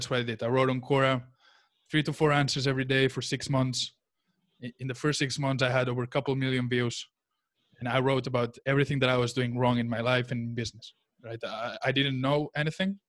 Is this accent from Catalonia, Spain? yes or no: yes; Barcelona, Catalonia, Spain; English is a second language; also born or lived in United States / Charlotte, North Carolina; I was born in the United States, but I was raised in Barcelona in Spain, where I'm right now with my family